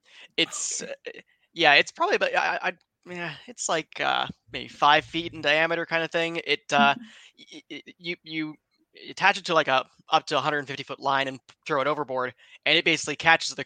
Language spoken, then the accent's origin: English; Seattle, Washington, United States; we're all from like in the Seattle area